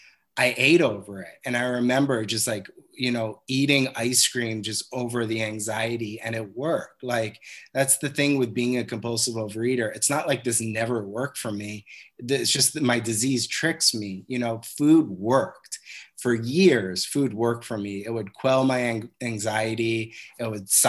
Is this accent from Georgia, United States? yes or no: no; Cold Spring Harbor, New York, United States; I grew up on Long Island in a town called Cold Spring Harbor